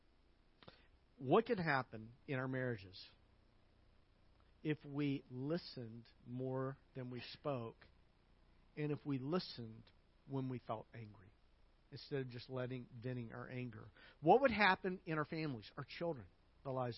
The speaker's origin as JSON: {"language": "English", "region": "Arkansas", "country": "United States", "tie": "born or raised there", "said": "I grew up in Arkansas"}